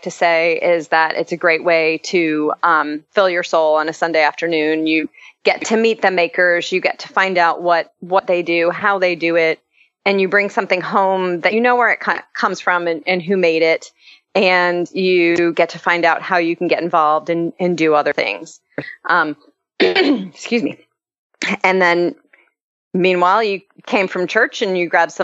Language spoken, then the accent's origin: English; Orlando, Florida, United States; now in Nashville, United States; I grew up in Orlando, and I have two boys